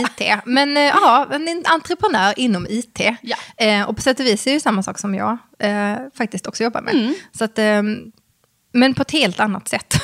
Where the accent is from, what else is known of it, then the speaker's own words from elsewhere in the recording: Skåne, Sweden; accent: Scanian; så fort jag träffar någon som är från samma land, alltså Skåneland, Skåneland